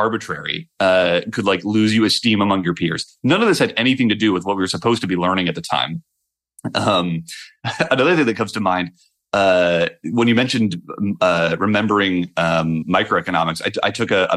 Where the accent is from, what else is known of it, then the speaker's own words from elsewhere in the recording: Ohio, United States; I grew up in Ohio